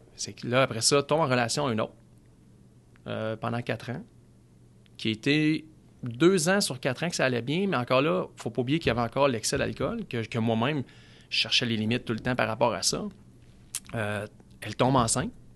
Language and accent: French; Gatineau, Quebec, Canada; also born or lived in Saint-Jérôme; on est arrivé dans l'Outaouais. J'avais plus ou moins 10 ans.